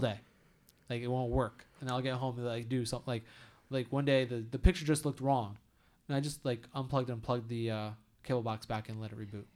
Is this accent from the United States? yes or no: yes; United States; as an American